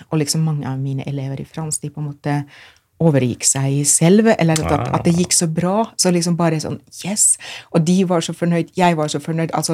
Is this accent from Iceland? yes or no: no; Finland; Norwegian is a second language; now in Norway; Jeg kommer jo fra Finland, hvor vi har lektorer på ungdomsskolen.